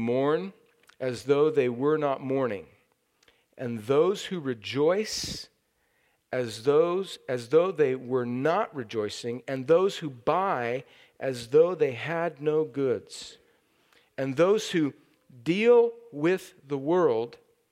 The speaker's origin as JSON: {"language": "English", "region": "California", "country": "United States", "tie": "born or raised there", "moved": "yes", "said": "I've been in my home country of California. It is still part of the United States"}